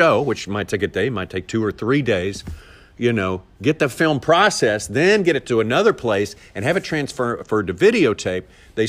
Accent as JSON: {"language": "English", "town": "Magnolia", "region": "Arkansas", "country": "United States", "tie": "born or raised there", "said": "Arkansas, yeah, Magnolia, Arkansas."}